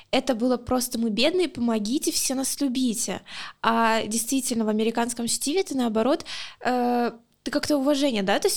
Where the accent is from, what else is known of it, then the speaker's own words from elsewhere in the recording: Luhansk, Luhansk Oblast, Ukraine; Э, я из Луганска, если кто еще, блин, не знает.